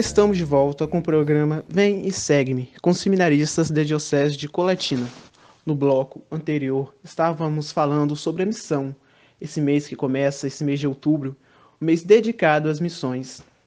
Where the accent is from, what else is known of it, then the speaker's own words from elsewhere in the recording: Linhares, Espírito Santo, Brazil; sou lá da paróquia São Paulo Apóstolo de Niares